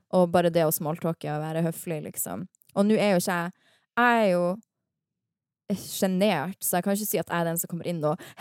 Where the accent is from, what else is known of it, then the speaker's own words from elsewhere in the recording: Harstad, Troms, Norway; now in Oslo, Norway; jeg er fra Harstad i sjelen min.